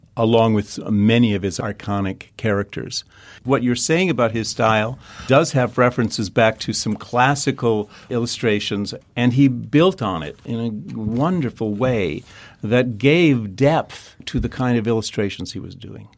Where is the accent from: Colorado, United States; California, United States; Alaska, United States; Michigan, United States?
Michigan, United States; Detroit; moved away; also born or lived in New York / Chicago / Kansas City; growing up in Detroit